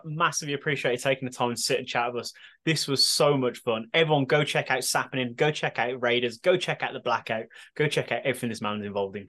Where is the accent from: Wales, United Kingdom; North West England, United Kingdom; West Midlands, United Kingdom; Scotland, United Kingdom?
West Midlands, United Kingdom; Birmingham; accent: Brummy; It is I, the bearded Brummy